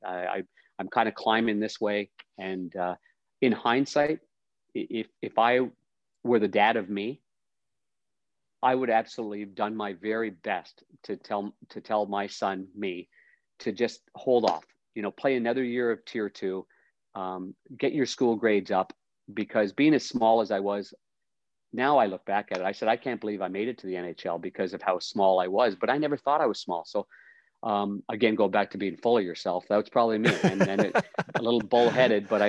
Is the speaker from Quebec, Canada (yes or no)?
no; Ottawa, Ontario, Canada; I ended up getting traded to Ottawa, my hometown